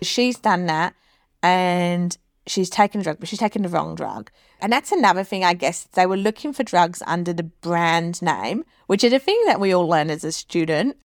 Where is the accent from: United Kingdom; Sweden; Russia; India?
United Kingdom; England; now in Australia; I'm originally from England